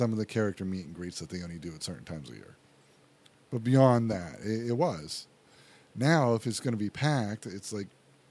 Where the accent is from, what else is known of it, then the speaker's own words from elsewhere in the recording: Pennsylvania, United States; now in Florida, United States; I'm from Pennsylvania.